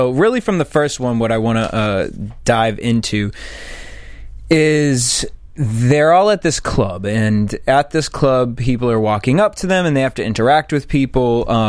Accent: East Coast, United States; now in Los Angeles, United States; I'm from the East Coast

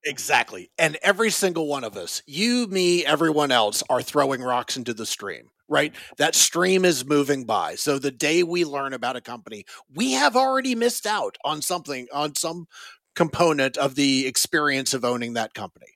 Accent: Raleigh, North Carolina, United States; now in Northern Virginia, United States; I grew up in Raleigh, North Carolina

